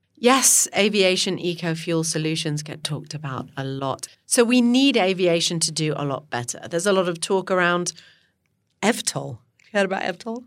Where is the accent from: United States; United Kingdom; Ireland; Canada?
Canada; Ottawa, Ontario; moved away; I grew up there in Ottawa.